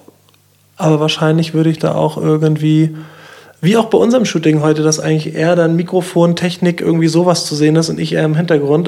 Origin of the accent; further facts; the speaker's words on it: near Schwerin, Mecklenburg-Vorpommern, Germany; now in Kiel, Germany; in meiner Heimat in der Nähe von Schwerin